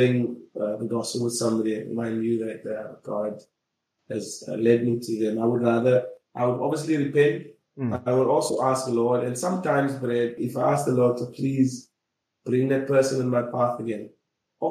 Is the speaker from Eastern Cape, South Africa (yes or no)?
yes; Grahamstown, Eastern Cape, South Africa; also born or lived in East London; I am from Grahamstown, and I got a job in East London